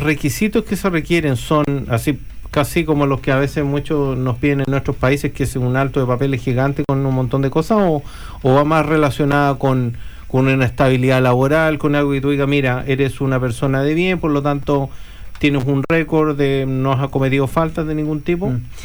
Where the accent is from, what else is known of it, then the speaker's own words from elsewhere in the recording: Chile; now in New Zealand; nosotros somos chilenos